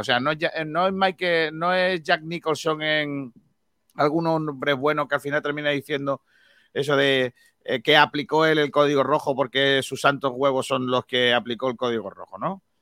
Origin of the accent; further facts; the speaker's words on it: Rincón de la Victoria, Andalusia, Spain; han venido aquí a mi pueblo a, entrenar agradeciendo a la Concejalía de Deportes de Rincón de la Victoria